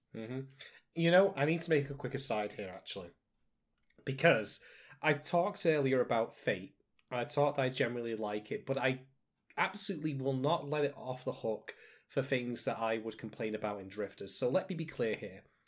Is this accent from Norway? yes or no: no; United Kingdom; I'm a British guy